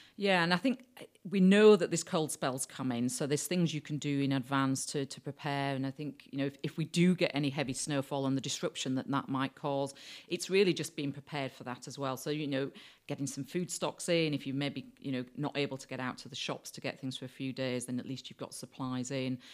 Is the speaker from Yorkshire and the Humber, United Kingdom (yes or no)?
yes; Yorkshire and the Humber, United Kingdom; moved away; I, I grew up in Yorkshire